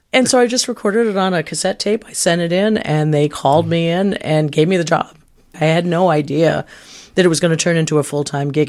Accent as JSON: {"language": "English", "town": "Canaan", "region": "New Hampshire", "country": "United States", "tie": "born or raised there", "moved": "yes", "lives_now": "Milwaukee, United States"}